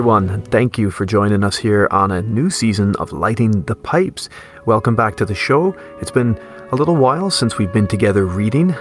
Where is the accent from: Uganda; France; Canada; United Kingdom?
Canada; growing up in Canada